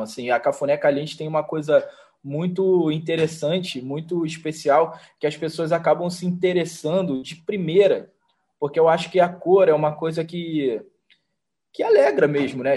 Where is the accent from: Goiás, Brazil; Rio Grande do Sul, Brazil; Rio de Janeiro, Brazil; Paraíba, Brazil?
Rio de Janeiro, Brazil; sou do Rio de Janeiro